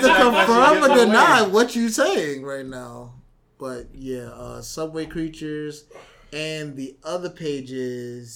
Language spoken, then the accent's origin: English; New York City, New York, United States; I'm a New Yorker